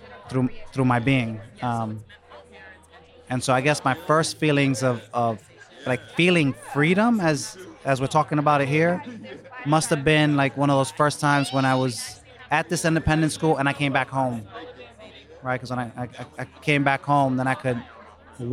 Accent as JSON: {"language": "English", "town": "New York City", "region": "New York", "country": "United States", "tie": "born or raised there", "said": "I grew up on the Lower East Side back in the day"}